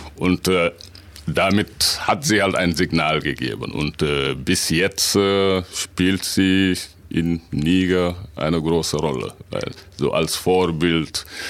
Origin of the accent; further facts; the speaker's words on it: Senegal; moved away as an adult; also born or lived in Dakar; now in Münsterland, Germany; ich komme aus Senegal, und bin aber seit äh, über 20 Jahren in Deutschland.